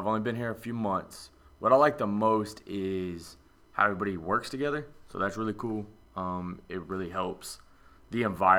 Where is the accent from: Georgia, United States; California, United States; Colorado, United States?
Georgia, United States; Atlanta; just south of Atlanta. Grew up there, my mom, my dad, and my little sister.